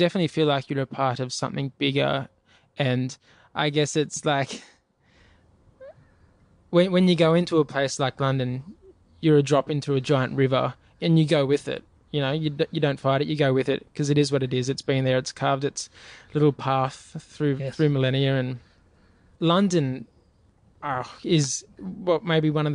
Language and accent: English; Australia; I'm coming from Australia